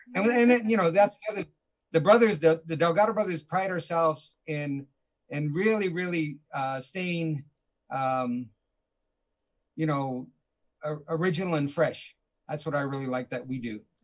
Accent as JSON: {"language": "English", "town": "Los Angeles", "region": "California", "country": "United States", "tie": "born or raised there", "said": "we grew up in East"}